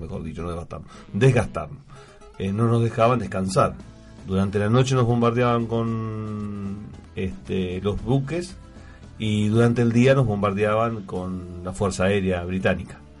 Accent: Argentina; como argentino y como veterano de guerra

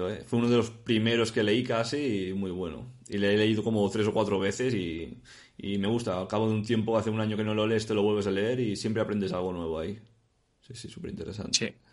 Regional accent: Madrid, Community of Madrid, Spain; Yo soy de Madrid, sí.

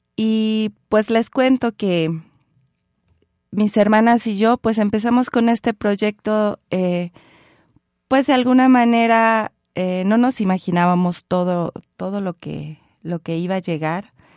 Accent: Mexico

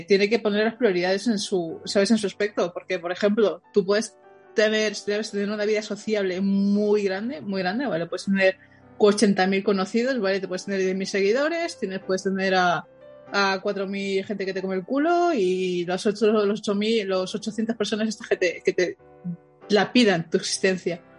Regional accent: Madrid, Community of Madrid, Spain; Los madrileños siempre decimos aquí en Madrid cuando estamos en otro sitio

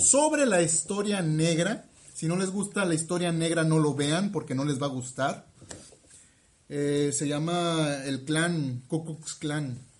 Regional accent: Mexico City, Mexico; moved away; en mi pueblo, Chuchurumeque

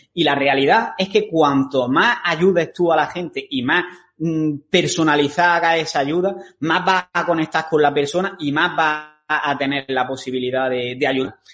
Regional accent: Granada, Andalusia, Spain; moved away; los dos somos de Granada

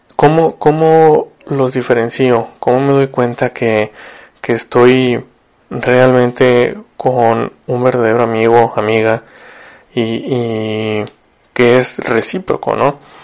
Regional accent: Ciudad Victoria, Tamaulipas, Mexico; moved away as an adult; now in Monterrey, Mexico; yo vivo en Monterrey, soy de Victoria, Tamaulipas

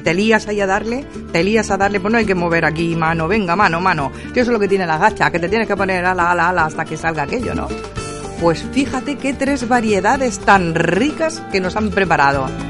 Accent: Porcuna, Andalusia, Spain; de Porcuna

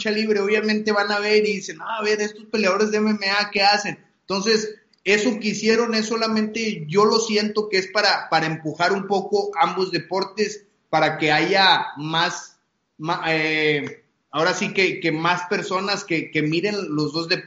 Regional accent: Monterrey, Nuevo León, Mexico; son dos personajes de Monterrey, de mi pueblo, que, son, son puntas de, las artes marciales

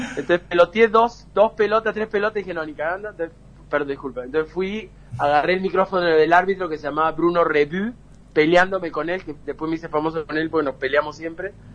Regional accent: Peru; also born or lived in Córdoba, Argentina; mis padres eh, son cordobeses y nos mudamos de, de Argentina para Perú cuando yo tenía 7, 8 años

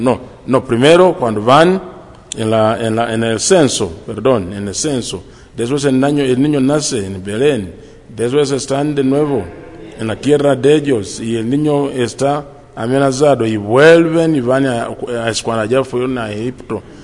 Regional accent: Uganda; also born or lived in Colombia; now in California, United States; soy de Uganda

